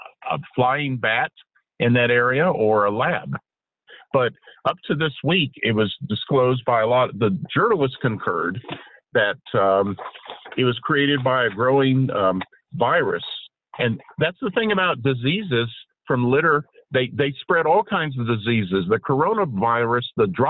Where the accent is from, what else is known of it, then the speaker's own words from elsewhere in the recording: Texas, United States; now in Washington, D.C., United States; my home state of Texas